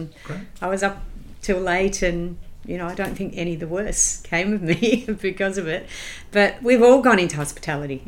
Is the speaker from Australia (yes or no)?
yes; Adelaide, South Australia, Australia; I grew up in Adelaide with the Adelaide Festival